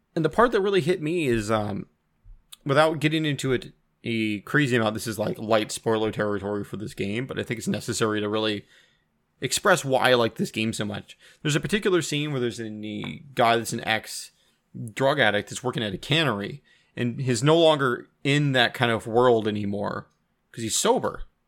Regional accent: Washington, United States; now in Canada; I grew up in Washington and I haven't been back, I think now in nine years.

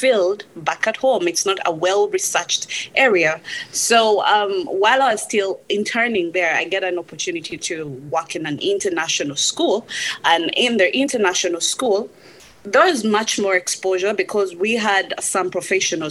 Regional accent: Uganda; moved away as an adult; I come from Uganda

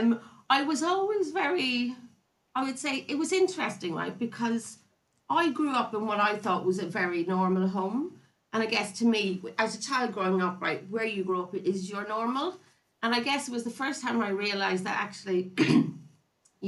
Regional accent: County Louth, Ireland; I grew up in Ireland, in County Louth, in a small little country place called Toher.

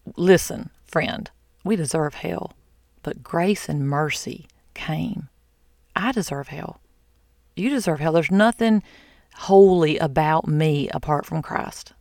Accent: the South, United States; I'm from the South.

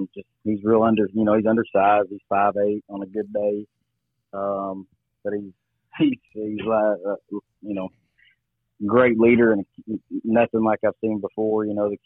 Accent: Booneville, Arkansas, United States; also born or lived in Bald Knob; I was born here, raised here in Boonville

